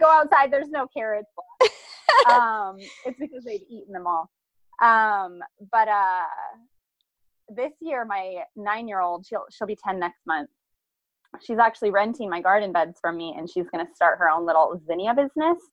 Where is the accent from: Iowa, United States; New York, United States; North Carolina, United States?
Iowa, United States; now in Columbia, United States; we're originally from Iowa